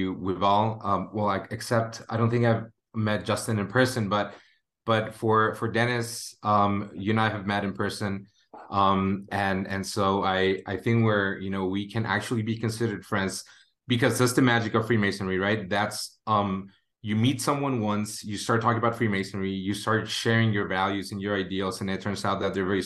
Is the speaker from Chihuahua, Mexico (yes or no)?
yes; Ciudad Juárez, Chihuahua, Mexico; in Juarez, like in my hometown or where I grew up